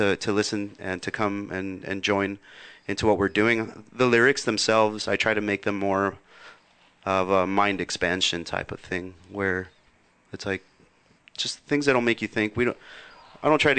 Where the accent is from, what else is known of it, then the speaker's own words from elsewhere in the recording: South Gate, California, United States; I grew up in Southgate